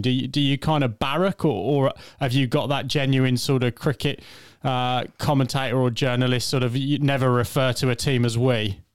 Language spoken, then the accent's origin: English; England, United Kingdom; accent: English; You'll, you'll tell from my accent, I'm a, an Englishman.